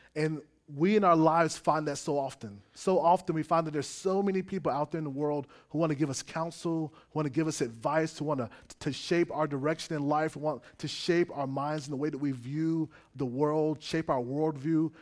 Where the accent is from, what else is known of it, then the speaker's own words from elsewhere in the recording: South Florida, United States; moved away; also born or lived in Gainesville, Florida; I grew up in South Florida